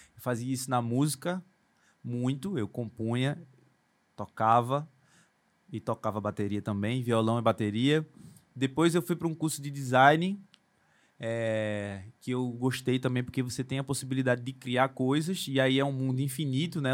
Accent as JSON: {"language": "Portuguese", "town": "Recife", "region": "Pernambuco", "country": "Brazil", "tie": "born or raised there", "said": "eu fui crescido nascido e criado no Ibura de Baixo ali, perto da linha do trem, perto do aeroporto"}